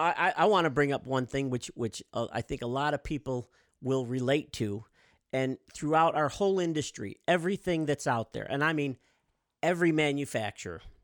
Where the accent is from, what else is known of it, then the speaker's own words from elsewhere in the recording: Midwest, United States; We're from the Midwest